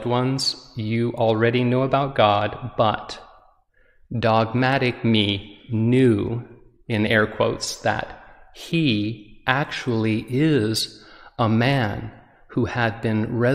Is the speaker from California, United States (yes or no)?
no; Utah, United States; I'm visiting from Utah, where I was born and raised